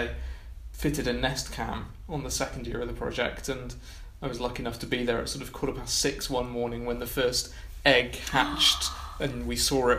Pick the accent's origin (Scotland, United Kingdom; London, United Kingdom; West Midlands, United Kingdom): West Midlands, United Kingdom; Malvern; Yeah. Well, I grew up in Malvern